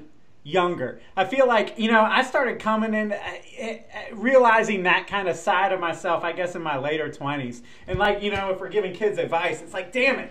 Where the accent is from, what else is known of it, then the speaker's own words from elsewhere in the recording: Jacksonville, Florida, United States; moved away; also born or lived in Atlanta; I grew up in Jacksonville and then moved to Atlanta